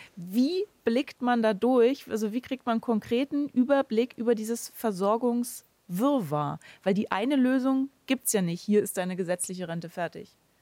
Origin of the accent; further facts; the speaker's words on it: Germany; bei uns in Deutschland